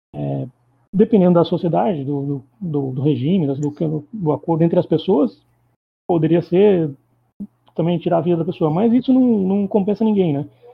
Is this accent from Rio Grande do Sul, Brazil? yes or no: no; Itapetininga, São Paulo, Brazil; now in São Paulo, Brazil; Eu sou de São Paulo, eu sou de Itapetininga, do interior do sul do estado de São Paulo, mas eu vivo em São Paulo faz uns quase 20 anos.